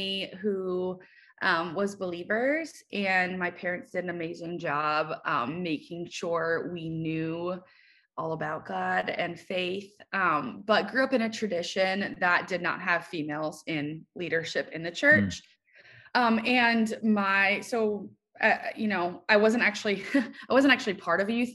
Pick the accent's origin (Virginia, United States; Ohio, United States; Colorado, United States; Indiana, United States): Ohio, United States; Cleveland; moved away as an adult; also born or lived in Maryland; I grew up in Cleveland, Ohio, moved to Maryland